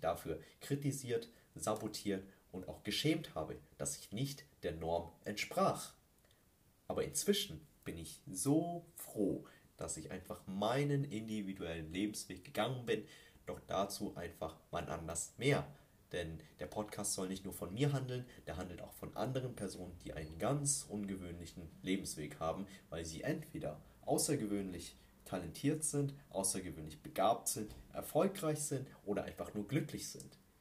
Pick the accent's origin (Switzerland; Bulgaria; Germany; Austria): Germany; Ingolstadt, Bavaria; gebürtig aus Ingolstadt und lebe immer noch hier